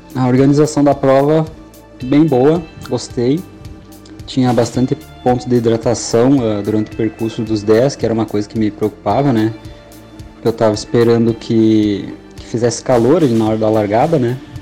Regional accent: Passo Fundo, Rio Grande do Sul, Brazil; sou de Passo Fundo

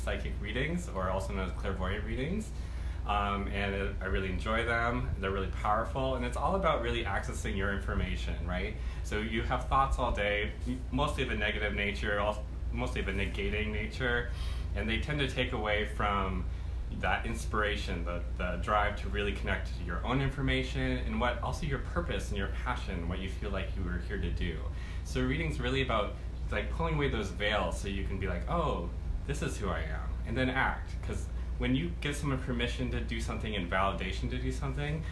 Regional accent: Maine, United States; I'm from Maine

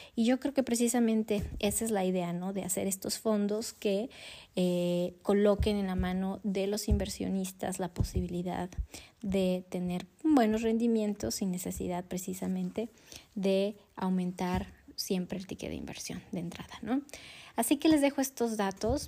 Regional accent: Mexico

